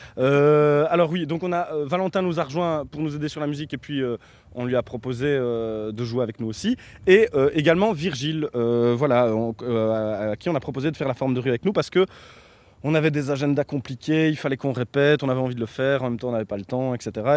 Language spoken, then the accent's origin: French; Belgium; nous on est belge